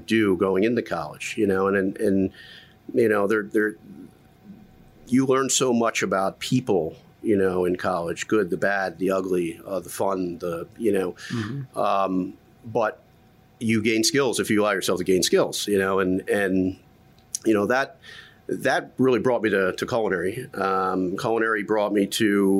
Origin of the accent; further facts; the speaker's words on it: Middletown, New York, United States; grew up upstate New York. I say upstate, but it's only about an hour and a half.